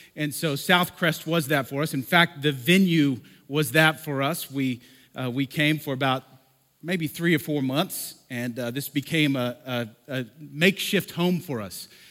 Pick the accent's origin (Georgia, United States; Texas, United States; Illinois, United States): Texas, United States; Lubbock; also born or lived in Oklahoma; now in Denver, United States; I was born in Lubbock, okay? I'm from here